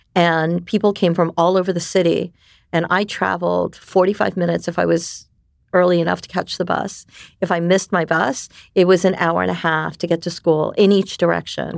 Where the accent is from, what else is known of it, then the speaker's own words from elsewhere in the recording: New York, United States; first language Japanese; English is a second language; moved away; also born or lived in Japan / Taiwan; we immigrated to New York, where I most of my years, development years, were. So I am a New Yorker